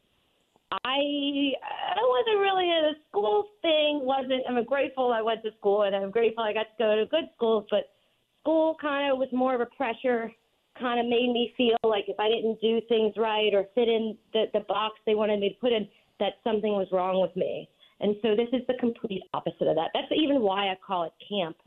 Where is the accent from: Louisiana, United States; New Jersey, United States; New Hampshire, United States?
Louisiana, United States; New Orleans; moved away as an adult; also born or lived in New York City / Montauk; my hometown in New Orleans